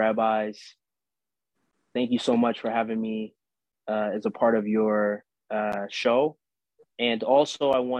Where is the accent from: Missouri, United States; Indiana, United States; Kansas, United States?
Missouri, United States; St. Louis; moved away; I didn't grow up in Israel. I grew up in St. Louis